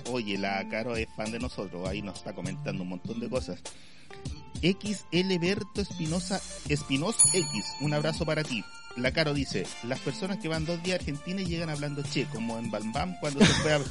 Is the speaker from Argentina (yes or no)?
no; Chile; yo viví en Estados Unidos un año y medio y se me empezó a olvidar el español como chileno.